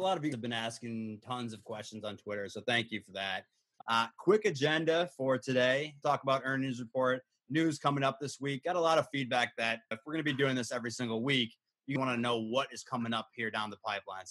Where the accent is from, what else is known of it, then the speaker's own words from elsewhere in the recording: New York, United States; I'm from New York. Zero deaths in New York City today.